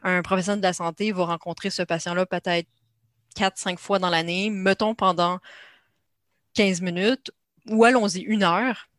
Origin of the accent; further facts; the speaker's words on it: Canada; accent: Canadian; une femme canadienne, comme on le voit à mon accent